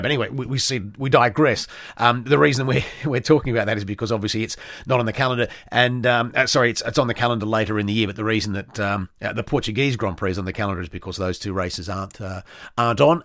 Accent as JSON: {"language": "English", "country": "Australia", "said": "being an Australian"}